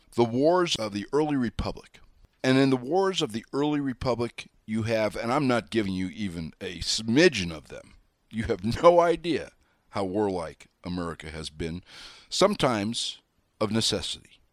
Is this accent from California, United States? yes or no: no; Wyoming, United States; I'm the hayseed from Wyoming